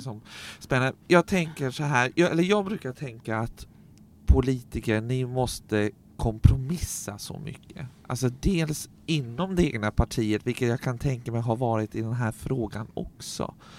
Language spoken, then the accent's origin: Swedish; Staffanstorp, Skåne, Sweden; jag är ju från Staffanstorp